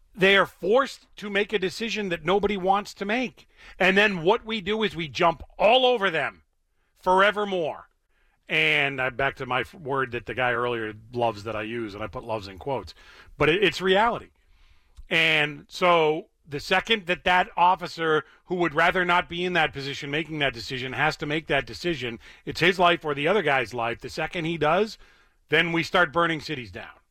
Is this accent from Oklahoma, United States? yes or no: no; Boston, Massachusetts, United States; I grew up in Boston or outside of Boston, but I'm a white guy from Massachusetts.